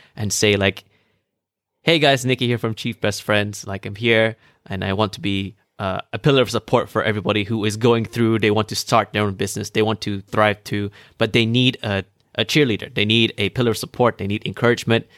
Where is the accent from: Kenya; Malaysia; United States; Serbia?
Malaysia